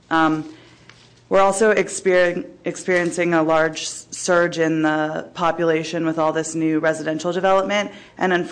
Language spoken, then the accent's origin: English; San Francisco, California, United States; Thanks for having me. Um, I'm born and raised in San Francisco.